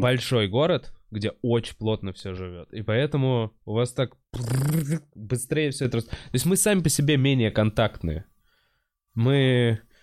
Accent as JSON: {"language": "Russian", "region": "Moscow", "country": "Russia", "tie": "born or raised there", "said": "я типа всю жизнь в Москве"}